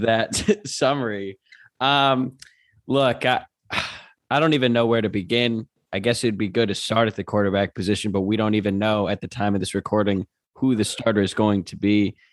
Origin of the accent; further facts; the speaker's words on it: Louisville, Kentucky, United States; now in Los Angeles, United States; I'm from Louisville too